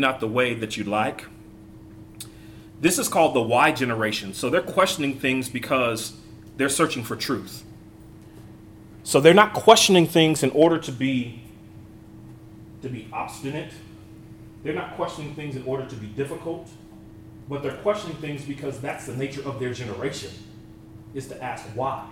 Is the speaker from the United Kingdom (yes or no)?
no; Northern California, United States; also born or lived in Abilene, Texas; I was hired at the congregation that I grew up in Northern California